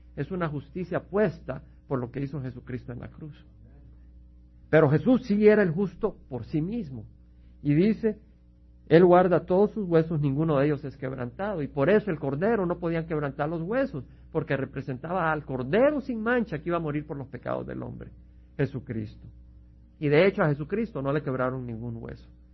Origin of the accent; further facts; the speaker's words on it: El Salvador; now in United States; Su servidor viene del Salvador, donde hemos visto la guerra civil, la sangre y la destrucción que causó